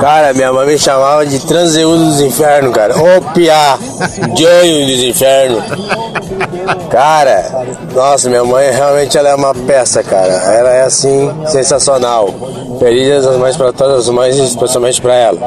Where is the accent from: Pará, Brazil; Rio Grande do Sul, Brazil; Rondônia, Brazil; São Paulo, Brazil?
Rio Grande do Sul, Brazil; Bagé; eu fui criado em Bagé